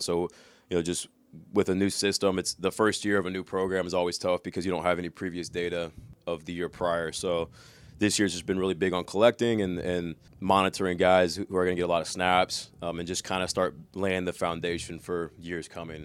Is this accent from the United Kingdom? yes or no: no; Corona, California, United States; now in Cincinnati, United States; I'm from Corona, California. Grew up playing football